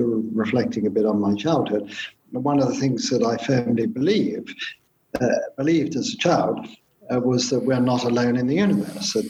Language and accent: English; London, United Kingdom; I grew up in London in the austere post-war years